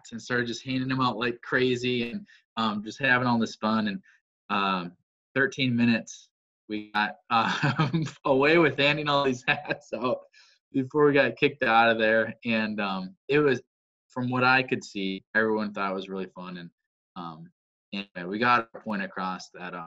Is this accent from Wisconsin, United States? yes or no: yes; Wisconsin, United States; I'm a farmer from Wisconsin